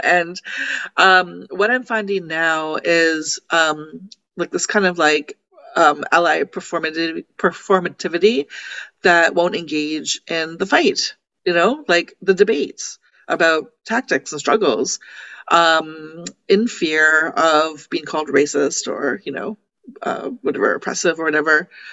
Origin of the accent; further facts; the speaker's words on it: Toronto, Ontario, Canada; I'm from Toronto